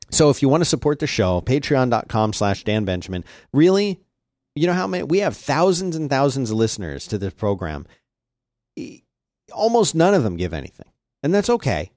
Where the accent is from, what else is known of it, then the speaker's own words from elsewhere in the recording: Philadelphia, Pennsylvania, United States; growing up in Philadelphia